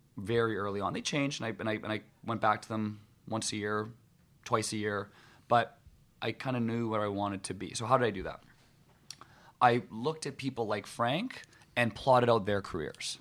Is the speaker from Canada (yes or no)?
yes; West Vancouver, British Columbia, Canada; growing up in Vancouver, um, actually growing up in, in West Vancouver